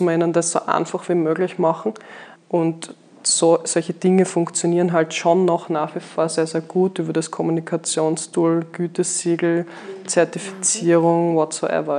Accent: Graz, Styria, Austria; moved away as an adult; also born or lived in Vienna; Ich bin ja gebürtige Steierin, also eigentlich geboren und aufgewachsen in Graz

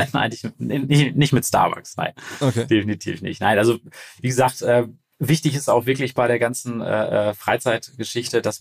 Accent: Paderborn, North Rhine-Westphalia, Germany; wir kommen aus Paderborn, also wir sind jetzt nicht so die Re Region, wo irgendwas richtig losgeht.

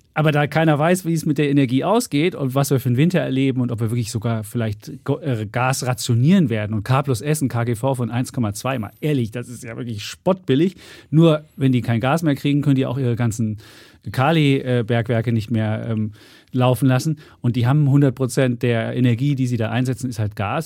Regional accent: East Germany, Germany; moved away; ich ja seit 1990 erst jetzt äh, Westdeutscher bin. Vorher bin ich, im Osten groß geworden

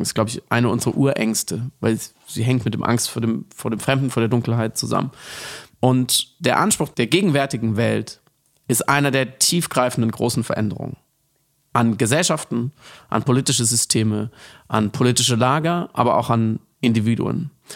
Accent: Germany; ich als Deutscher

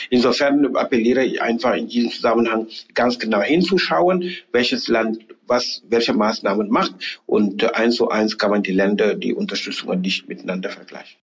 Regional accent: Senegal; German is a second language; moved away as an adult; also born or lived in Halle, Germany; now in Germany; ich bin ja in Senegal geboren, aufgewachsen, Abitur gemacht, studiert zum Teil und sozialisiert

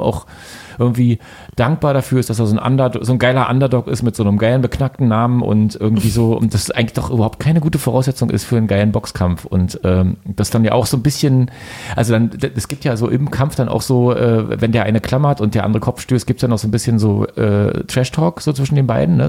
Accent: Frankfurt, Brandenburg, Germany; ich bin ja in Frankfurt Oder geboren, komme aus einer Boxstadt

